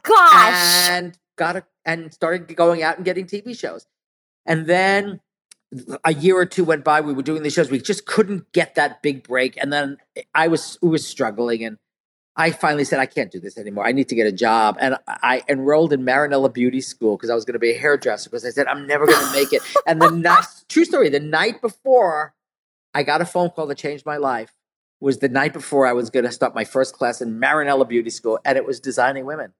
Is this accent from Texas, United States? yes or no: no; New York City, New York, United States; also born or lived in Connecticut; I was from New York and then we moved to Connecticut and then my mom um, we struggled financially we we were really poor and my we ended up moving back to uh, Brooklyn